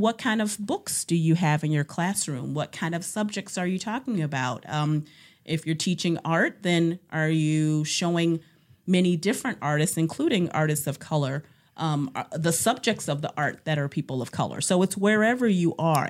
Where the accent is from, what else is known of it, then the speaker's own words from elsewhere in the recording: Cleveland, Ohio, United States; moved away as an adult; now in Cedarburg, United States; I am from Cleveland, Ohio